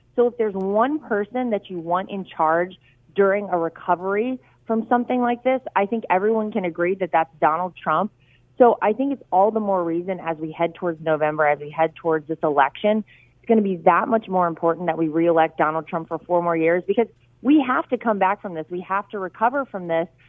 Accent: North Carolina, United States; I worked really hard to make sure it was in my home state

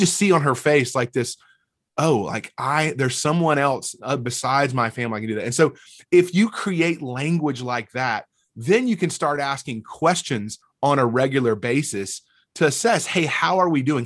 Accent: North Alabama, United States; moved away as an adult; also born or lived in Mississippi State / Fort Myers, Florida / Dallas-Fort Worth area; now in Murfreesboro, United States; I grew up in North Alabama

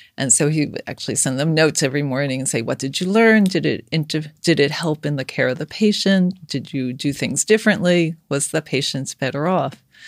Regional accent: New York City, New York, United States; I grew up in Brooklyn

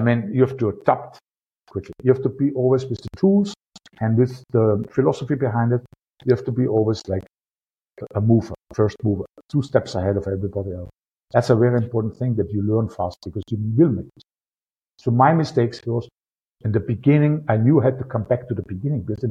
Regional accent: Austria; accent: Austrian; my Austrian accent

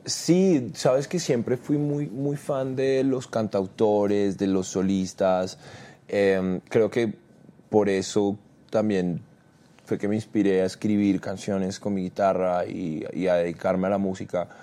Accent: Bogotá, Colombia; also born or lived in Cartagena; yo nací en Cartagena, pero me crié en Bogotá. Ah, desde muy niño vivo en Bogotá, como desde que tengo tres años

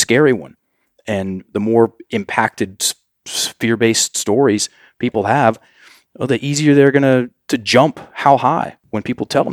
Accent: United States; we as Americans, well, if I'm an American

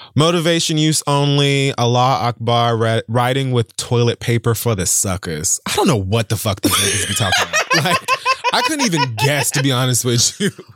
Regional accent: Miami, Florida, United States; growing up in Miami

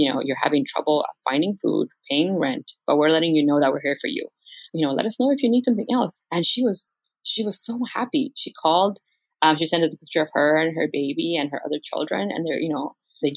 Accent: Los Angeles, California, United States; I come from South LA.

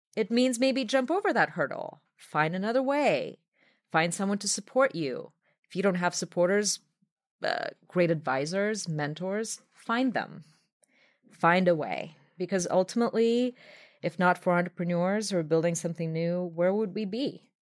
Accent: Belarus; now in New York, United States; my native Belarus

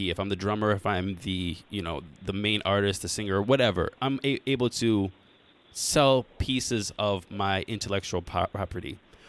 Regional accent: Cleveland, Ohio, United States; born or raised there

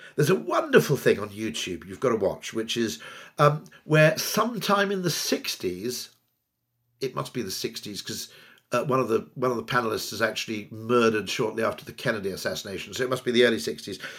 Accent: United Kingdom; I grew up in the Welsh borders in the nineteen seventies

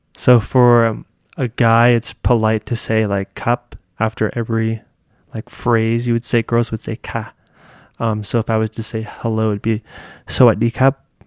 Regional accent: California, United States; also born or lived in Thailand; I'm from California

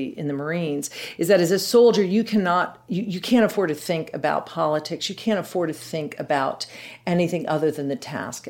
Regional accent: Colorado, United States; So we grew up right outside of Lowry Air Force Base.

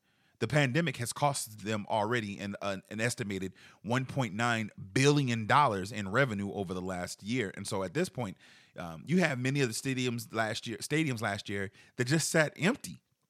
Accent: Charleston, South Carolina, United States; I'm from Charleston.

